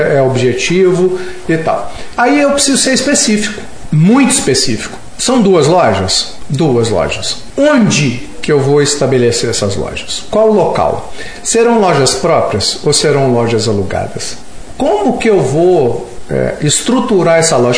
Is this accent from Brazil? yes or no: yes; Belo Horizonte, Minas Gerais, Brazil; nós somos mineiros na, aqui, Belo Horizontinos